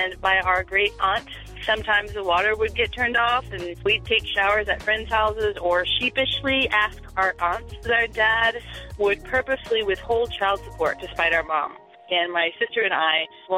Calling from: Minneapolis, Minnesota, United States; I'm calling from Minneapolis.

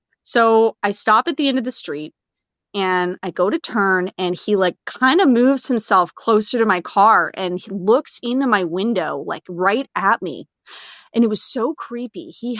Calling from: Hamilton, Ontario, Canada; I'm calling in from Hamilton, Ontario

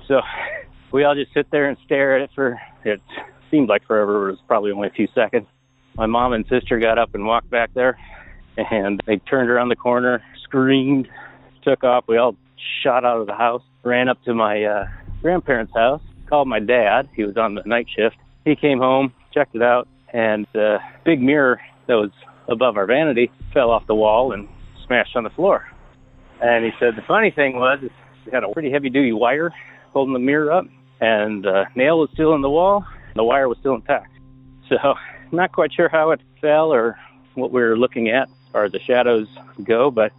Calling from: Portland, Oregon, United States; also born or lived in La Crosse, Wisconsin; I'm calling from Portland, Oregon.

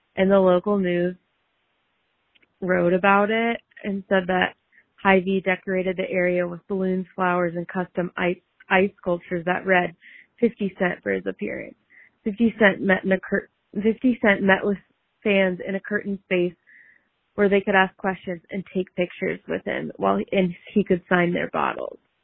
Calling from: Des Moines, Iowa, United States; I'm calling in from Des Moines, Iowa

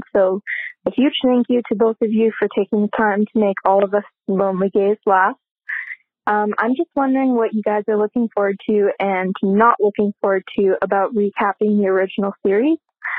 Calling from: Vancouver, British Columbia, Canada; I'm calling from Vancouver, Canada.

